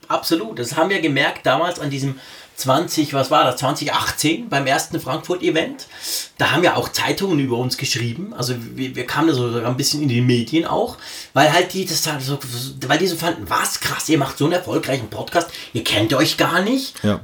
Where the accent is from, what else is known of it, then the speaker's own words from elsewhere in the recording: Bern, Switzerland; accent: Berndeutsch; first language Swiss German; in Bern, also meine Heimatstadt